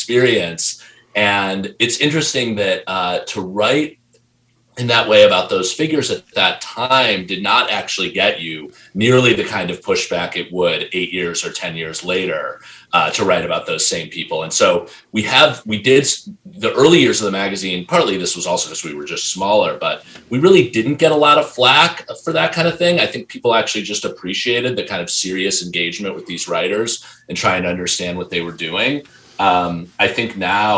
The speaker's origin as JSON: {"language": "English", "country": "United States"}